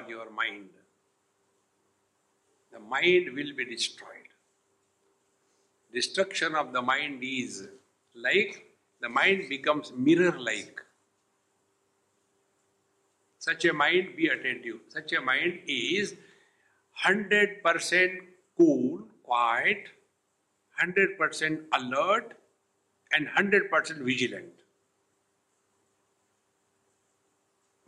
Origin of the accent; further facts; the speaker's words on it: India; being Indian